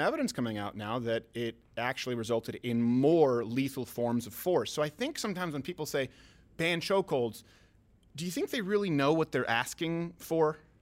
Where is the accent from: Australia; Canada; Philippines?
Canada; now in United States; I'm French Canadian